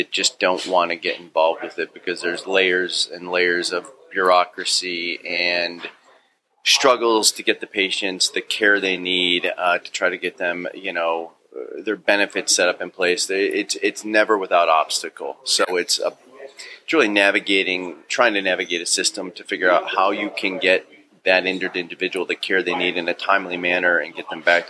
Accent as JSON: {"language": "English", "town": "Orange", "region": "Ohio", "country": "United States", "tie": "born or raised there", "said": "Right behind here. Orange. Yep. Yeah. We used to cut through these streets, get down here."}